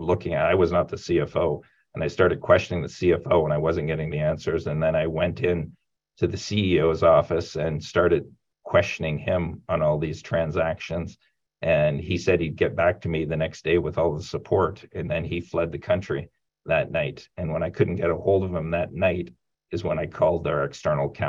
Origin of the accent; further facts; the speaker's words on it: Sarnia, Ontario, Canada; I grew up in Sarnia, Ontario, Canada, a small town about 3 hours from Toronto